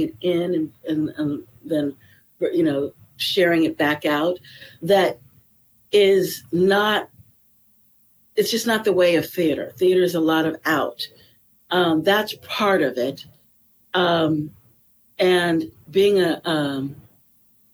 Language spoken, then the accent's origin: English; Florida, United States; also born or lived in Los Angeles, California; now in Venice, California, United States; I was born in Los Angeles, but I grew up on the East Coast in Florida